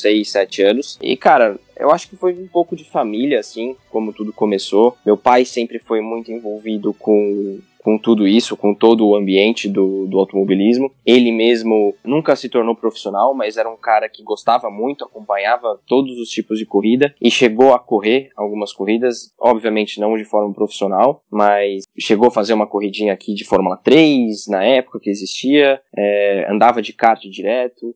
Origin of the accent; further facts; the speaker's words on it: São Paulo, Brazil; also born or lived in Goiânia; sou de São Paulo, comecei aqui mesmo em São Paulo. Eu nasci em São Paulo